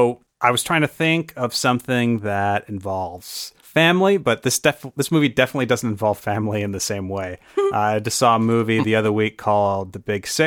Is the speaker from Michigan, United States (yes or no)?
yes; Lower Michigan, United States; So I'm from Lower Michigan